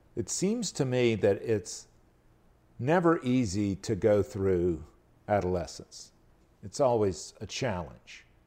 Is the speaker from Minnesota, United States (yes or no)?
no; Albany, Georgia, United States; now in North Carolina, United States; going down to my hometown, Albany, Georgia